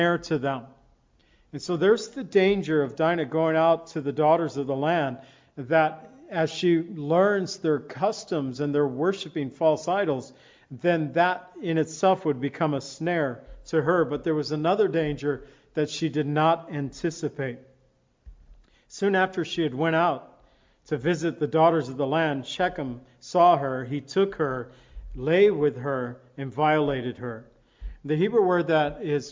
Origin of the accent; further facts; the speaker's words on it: Zion, Illinois, United States; moved away as an adult; also born or lived in California; my hometown, Zion, Illinois